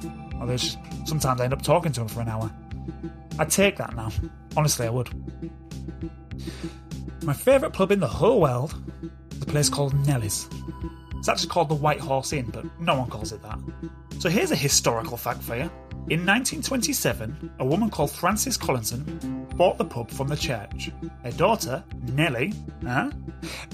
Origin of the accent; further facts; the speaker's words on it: Beverley, Yorkshire and the Humber, United Kingdom; my hometown, Beverley